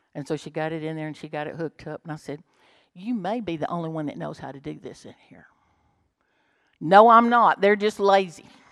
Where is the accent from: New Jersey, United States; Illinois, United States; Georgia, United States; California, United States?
Georgia, United States; Bremen; if I'd grown up in Bremen, if I was born in Bremen